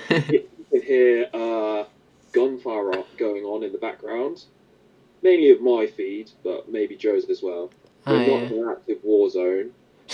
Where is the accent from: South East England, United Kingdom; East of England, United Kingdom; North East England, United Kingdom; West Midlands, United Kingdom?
West Midlands, United Kingdom; Leamington Spa; I'm from Leamington, so that's maybe an hour and a half on the train down to London. And it's probably an hour and a half on the train up to Manchester.